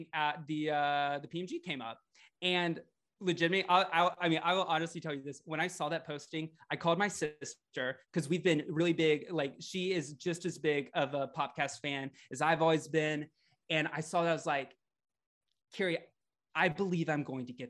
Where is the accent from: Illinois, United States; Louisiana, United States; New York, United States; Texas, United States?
Louisiana, United States; also born or lived in Florida; now in Portland, United States; I grew up in the South. I grew up in Louisiana.